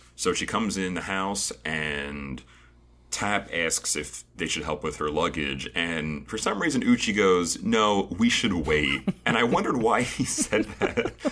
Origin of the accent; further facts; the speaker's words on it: United States; being an American